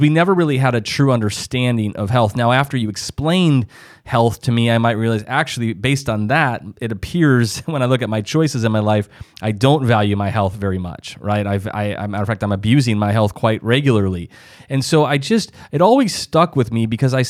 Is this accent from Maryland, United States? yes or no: no; South Dakota, United States; I'm originally from South Dakota, and so that's kind of farm country and middle America and all